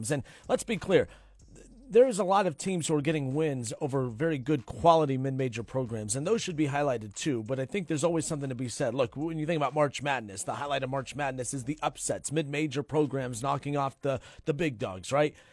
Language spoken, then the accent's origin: English; Dayton, Ohio, United States; I'm from the Dayton area.